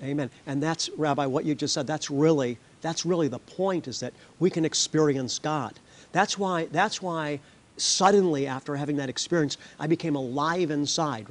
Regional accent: United States; as an American

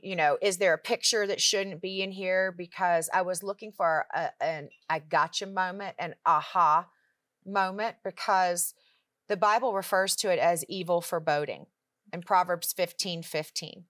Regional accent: Richmond, Virginia, United States; moved away as an adult; now in Charlotte, United States; my husband and I both were born and raised in Richmond, Virginia

